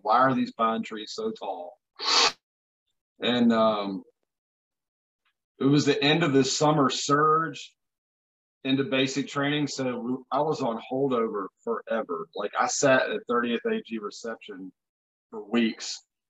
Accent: Blue Ridge Mountains, Virginia, United States; I'm 39 years old. I grew up in the Blue Ridge Mountains in Virginia.

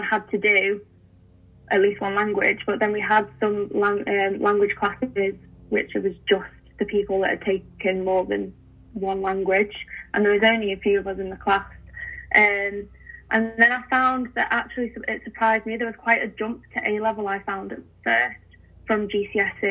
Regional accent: England, United Kingdom; as English people, as Brits

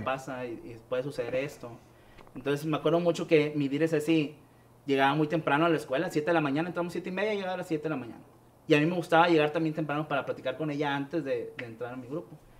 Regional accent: Guadalupe, Nuevo León, Mexico; soy aquí de Monterrey

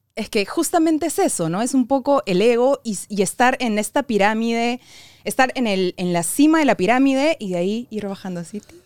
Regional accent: Peru; nosotros, como sociedad peruana

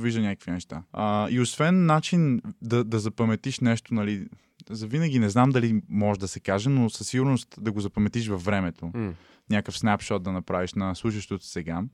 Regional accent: Sofia, Sofia City, Bulgaria; родния ми град, нали, София

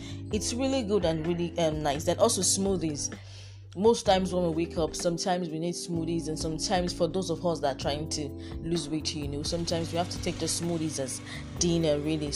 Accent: Nigeria; being a Nigerian

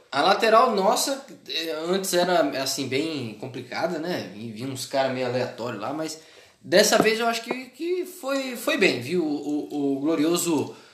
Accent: Campinas, São Paulo, Brazil; Eu sou de Campinas.

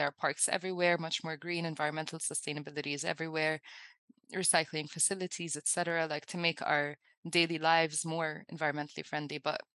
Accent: Abu Dhabi, United Arab Emirates; now in Dubai, United Arab Emirates; So I grew up in Abu Dhabi in the UAE, and I now live in Dubai, so a different city.

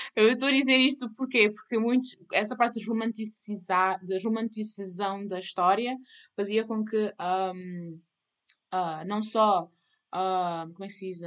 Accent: Cape Verde; eu sou cabo-verdiana

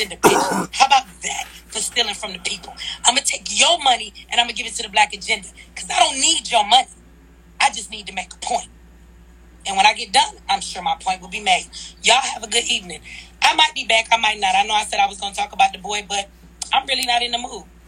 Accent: Detroit, Michigan, United States; I'm from Detroit

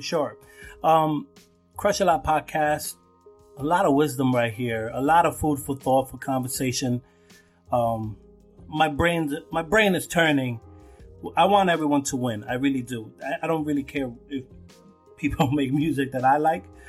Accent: New York City, New York, United States; growing up in Brooklyn

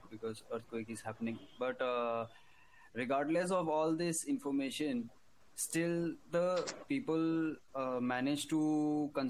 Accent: Himachal Pradesh, India; my hometown himachal pradesh

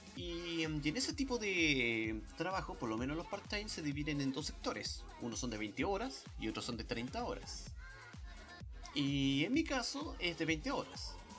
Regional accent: Chile; como persona chilena

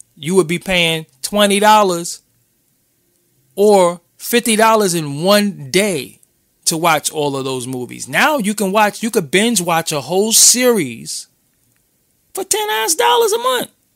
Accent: New York City, New York, United States; I'm from Brooklyn

